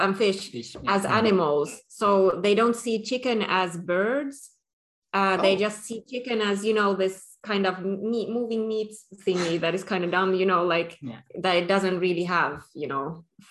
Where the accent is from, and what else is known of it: Finland